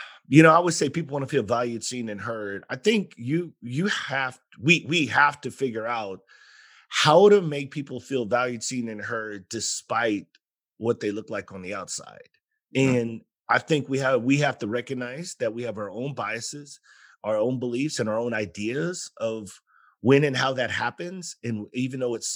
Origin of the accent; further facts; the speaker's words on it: San Antonio, Texas, United States; growing up in San Antonio